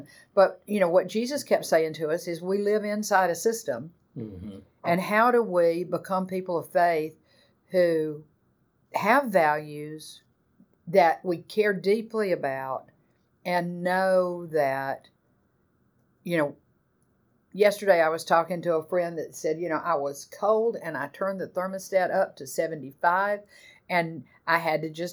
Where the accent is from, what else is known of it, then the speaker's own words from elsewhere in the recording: the American South, United States; growing up in the American South in the 60s, 70s